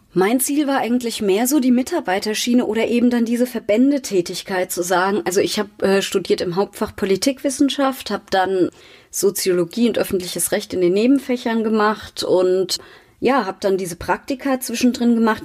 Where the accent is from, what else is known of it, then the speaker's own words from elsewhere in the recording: Mainz, Rhineland-Palatinate, Germany; Ich bin aufgewachsen in Mainz-Laubenheim, war im katholischen Kindergarten, dort in der Grundschule, später auf der maria wart schule habe dann in Mainz studiert